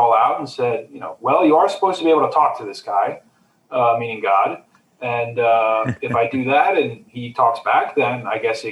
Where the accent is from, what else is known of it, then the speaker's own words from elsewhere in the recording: United States; I was born in the States and grew up in the States